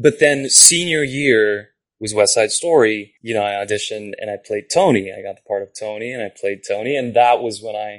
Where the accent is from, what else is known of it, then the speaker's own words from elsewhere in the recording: Japan; first language Japanese; English is a second language; moved away; Japanese is my first language, technically. Okay. Yeah, no, I grew up there. And I grew up speaking both, so. But I do consider it my first language, having grown up there.